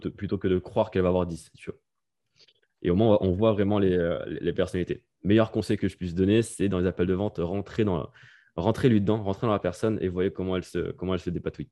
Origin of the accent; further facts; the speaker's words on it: France; moved away as an adult; also born or lived in Bali; now in Norway; I'm French